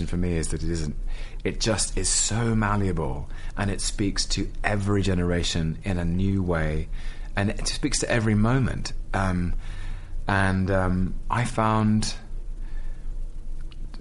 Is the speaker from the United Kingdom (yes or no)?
yes; London, United Kingdom; I'm a Londoner.